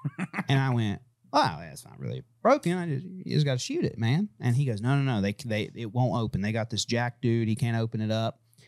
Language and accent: English; Manhattan, New York, United States; Oh, yeah. I'm from Manhattan.